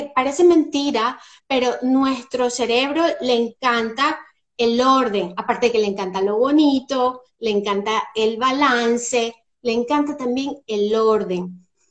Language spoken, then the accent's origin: Spanish; Venezuela; moved away as an adult; also born or lived in Spain / England; now in Scotland, United Kingdom; Soy venezolana, y bueno, después de un largo peregrinaje por varios países, entre ellos España, Inglaterra